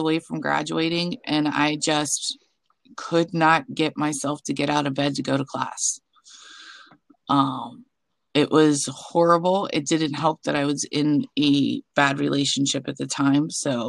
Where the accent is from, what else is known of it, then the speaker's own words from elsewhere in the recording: Pennsylvania, United States; also born or lived in Arizona / New Jersey / Nebraska; I've lived in Arizona, New Jersey, Nebraska, but I'm from Pennsylvania, and that's where I'm currently residing.